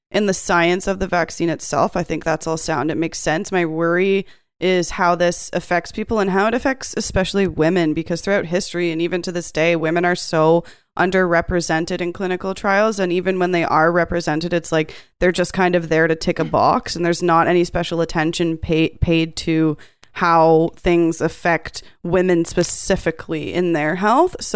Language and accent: English; Canada; so we're all Canadian